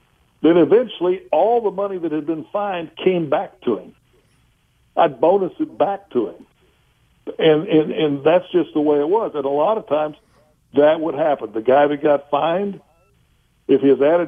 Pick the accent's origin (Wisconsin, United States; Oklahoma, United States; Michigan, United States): Oklahoma, United States; I'm a guy from Oklahoma.